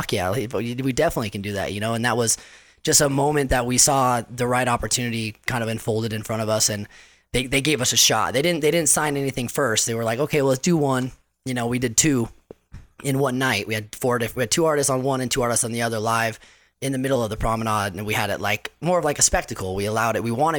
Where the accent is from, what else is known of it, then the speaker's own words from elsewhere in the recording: Salt Lake City, Utah, United States; also born or lived in Chino Hills, California; we moved to Salt Lake City. So I grew up 10 years in Salt Lake